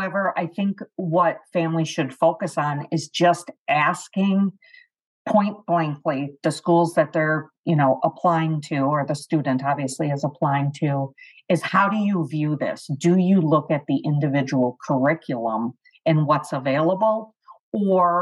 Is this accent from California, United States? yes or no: no; Wisconsin, United States; moved away; that's my accent. Wisconsin is originally my home